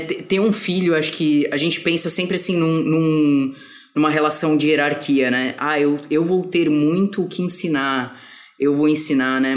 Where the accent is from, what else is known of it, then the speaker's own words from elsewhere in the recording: São Paulo, Brazil; now in Rio de Janeiro, Brazil; eu sou de São Paulo, mas eu tô morando no Rio